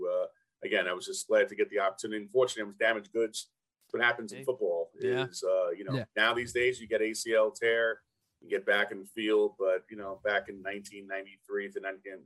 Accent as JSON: {"language": "English", "town": "New York City", "region": "New York", "country": "United States", "said": "I'm from Brooklyn"}